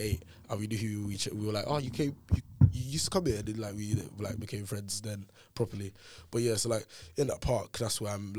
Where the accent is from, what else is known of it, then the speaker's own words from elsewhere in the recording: London, United Kingdom; I basically lived like two halves of Peckham. So like, if you split like my 19 years in Peckham... Or like, sorry, 18 years of Peckham